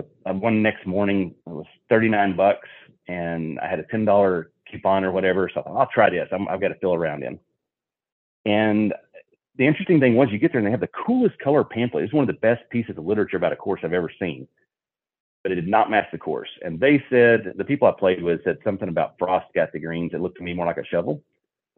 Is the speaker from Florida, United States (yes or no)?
no; Fort Worth, Texas, United States; I'm Texan and American, originally from Fort Worth, Texas